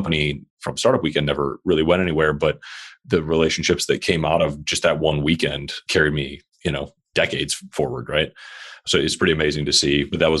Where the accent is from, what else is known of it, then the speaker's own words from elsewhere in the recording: Midwest, United States; moved away as an adult; also born or lived in San Francisco; I grew up in the Midwest in a small business